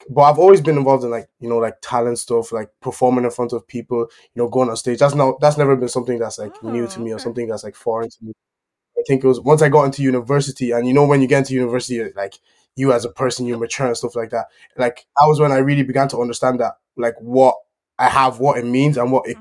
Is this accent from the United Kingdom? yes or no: no; Ireland; also born or lived in Germany; obviously I I live in Ireland, so I grew up kind of in Ireland, but I was like I was born in Germany and moved to Ireland after like eight years or something like that.